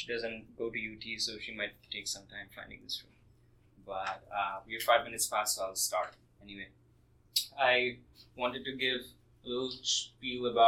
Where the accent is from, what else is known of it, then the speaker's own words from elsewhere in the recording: Kolkata, West Bengal, India; moved away; I was born in Kolkata, India